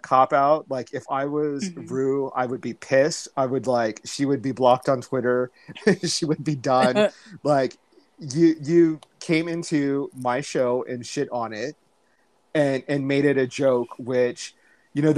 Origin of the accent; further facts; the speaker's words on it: United States; we're American, we're not English